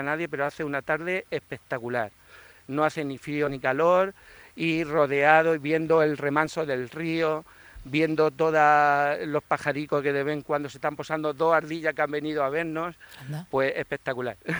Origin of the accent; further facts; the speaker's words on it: Cieza, Region of Murcia, Spain; yo de pequeñico, como ciezano